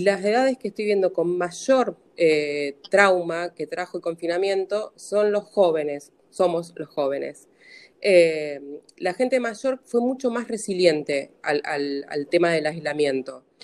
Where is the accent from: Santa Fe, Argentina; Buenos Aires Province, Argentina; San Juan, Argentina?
Santa Fe, Argentina; Rosario; soy de Santa Fe de Rosario